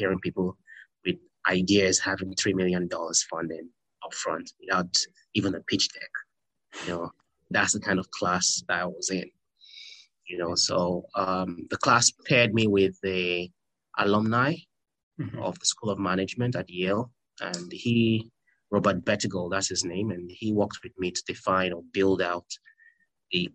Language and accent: English; Nigeria; moved away; I'm Nigerian by nationality